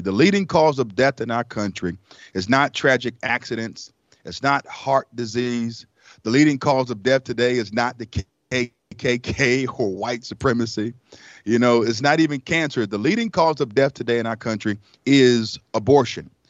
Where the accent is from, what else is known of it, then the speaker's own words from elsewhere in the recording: Raleigh, North Carolina, United States; also born or lived in Elizabeth City, North Carolina; at the age of five, uh, my mother brought us to Raleigh, North Carolina. And we lived in a shelter for about a year